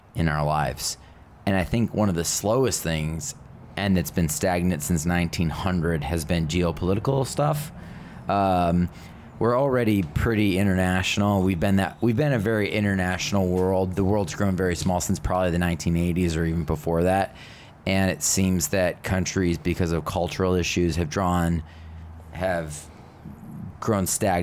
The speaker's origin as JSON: {"language": "English", "country": "United States", "said": "as an American"}